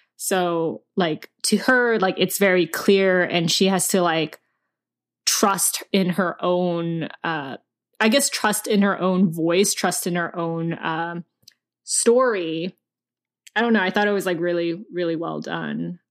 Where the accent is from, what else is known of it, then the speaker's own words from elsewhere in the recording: United States; I didn't grow up in Korea. I grew up here.